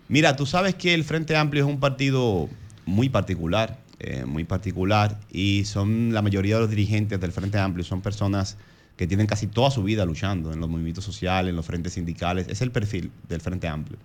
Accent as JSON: {"language": "Spanish", "town": "Santo Domingo Este", "region": "Distrito Nacional", "country": "Dominican Republic", "said": "San Isidro el Bonito, de donde soy"}